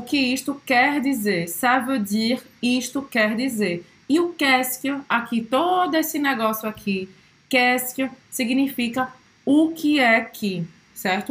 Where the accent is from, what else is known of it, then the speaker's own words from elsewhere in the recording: Brazil; sou brasileira